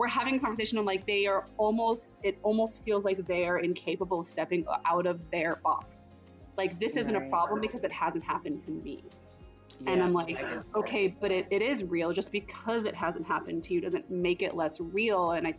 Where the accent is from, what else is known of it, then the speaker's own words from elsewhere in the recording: Florida, United States; But I grew up in South Florida, so there's a lot of Hispanic people around me.